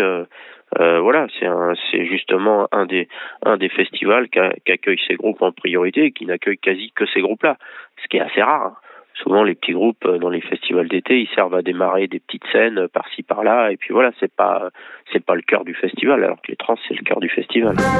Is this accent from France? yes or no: yes; Angers, Pays de la Loire, France; moi, je suis d'Angers, je suis toujours à Angers